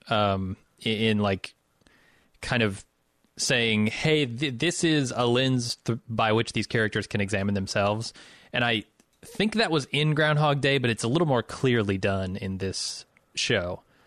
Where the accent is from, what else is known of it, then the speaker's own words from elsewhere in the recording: Midwest, United States; also born or lived in Chicago; I'm from the Midwest